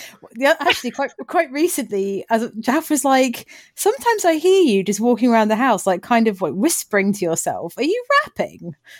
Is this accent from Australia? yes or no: no; Bookham, South East England, United Kingdom; a young girl growing up in Bookham